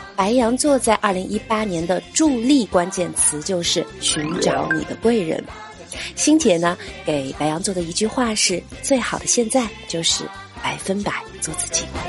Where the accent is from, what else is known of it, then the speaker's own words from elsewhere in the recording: China; 作为一个中国人